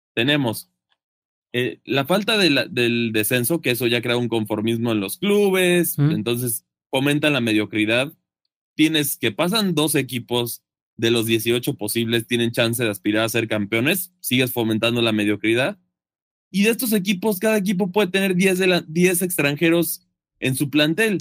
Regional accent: Mexico; siendo mexicano

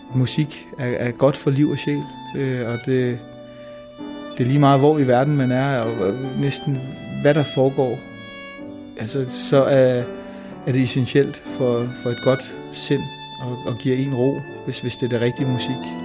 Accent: Denmark; min mor var flytning og kom til Danmark, og jeg er født i Danmark

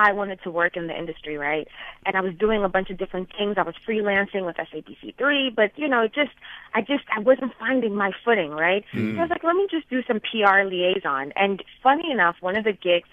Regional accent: Bulawayo, Zimbabwe; also born or lived in Midwest, United States; now in New York, United States; I said, Zimbabwe

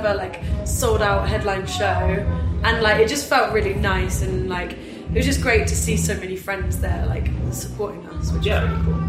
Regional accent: England, United Kingdom; And because it's like a nationalist German town, and we're English, we weren't allowed to go outside out of the venue

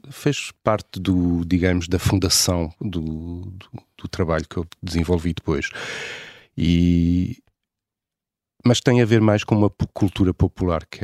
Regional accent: Paris, Île-de-France, France; also born or lived in Lisbon, Portugal; países, cresci entre duas cidades, Lisboa e Paris

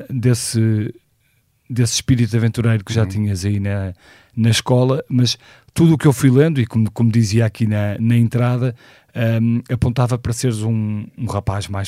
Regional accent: Porto, Porto District, Portugal; born there; nasci no Porto em 1976

